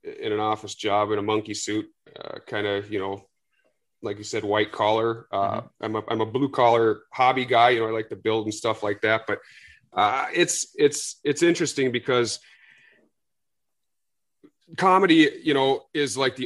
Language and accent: English; Minnesota, United States; I'm a Yank, born and raised in Minnesota